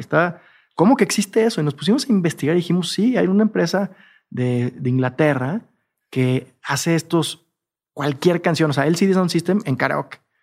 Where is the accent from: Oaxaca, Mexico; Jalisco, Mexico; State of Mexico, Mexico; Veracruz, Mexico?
Jalisco, Mexico; soy de Jalisco, en todo caso sería tequilero.